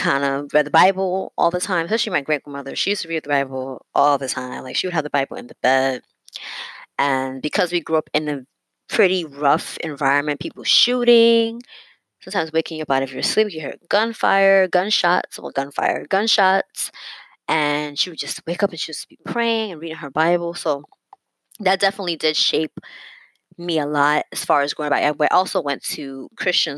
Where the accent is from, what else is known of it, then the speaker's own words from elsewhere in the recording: New York City, New York, United States; I basically born and raised in New York City, where I still reside